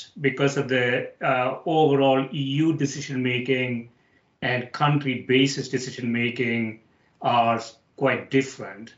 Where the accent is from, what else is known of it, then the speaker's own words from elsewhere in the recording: India; moved away; when I was growing up in India